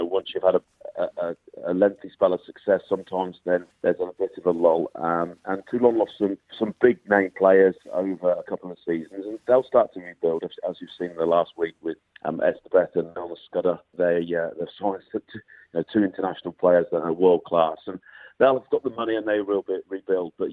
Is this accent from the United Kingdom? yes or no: yes; England, United Kingdom; moved away as an adult; now in Edinburgh, United Kingdom; Us Englishmen have got to stick together.